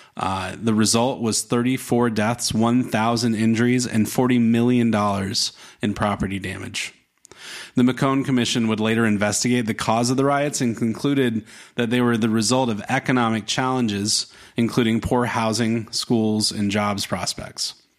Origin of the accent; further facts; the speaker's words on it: the South, United States; I grew up in the South